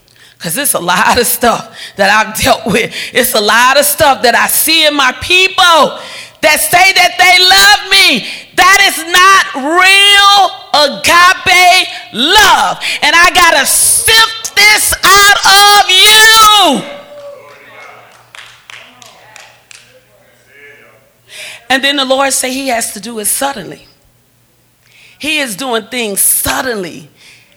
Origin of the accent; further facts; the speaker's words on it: the South, United States; I'm from the South